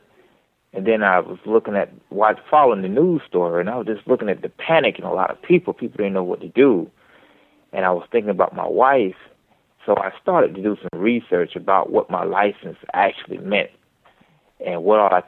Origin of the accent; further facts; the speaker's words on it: Georgia, United States; also born or lived in Midwest; I was born up in the Midwest, but I was raised in the South, Georgia